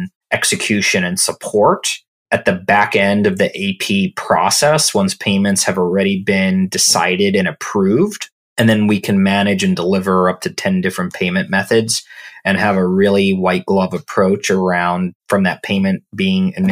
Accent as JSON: {"language": "English", "town": "Orlando", "region": "Florida", "country": "United States", "tie": "born or raised there", "also_born_or_lived": "New York / London / San Francisco / San Mateo, California", "moved": "as an adult", "said": "I grew up in Orlando, Florida, really close to Disney World"}